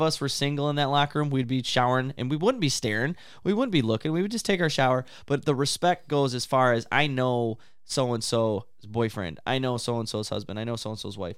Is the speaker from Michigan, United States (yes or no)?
yes; Big Rapids, Michigan, United States; I grew up playing in the Big Rapids, and early on, we used to be called the Big Rapids River Rats